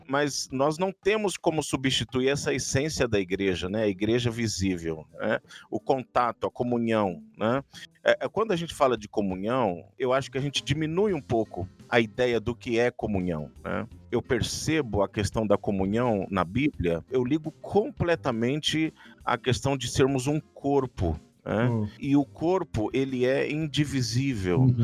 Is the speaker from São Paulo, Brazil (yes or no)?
yes; Santos, São Paulo, Brazil; moved away; 23 anos vivendo na cidade onde eu nasci, na igreja onde eu nasci